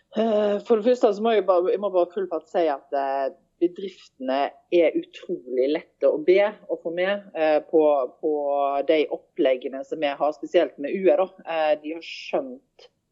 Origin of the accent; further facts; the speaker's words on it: Haugesund, Rogaland, Norway; moved away as an adult; now in Stord, Norway; jeg er født og oppvokst i Haugesund